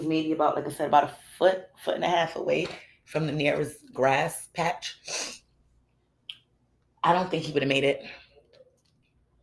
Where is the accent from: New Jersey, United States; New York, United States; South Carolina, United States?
New York, United States; New York City; I'm from Brooklyn.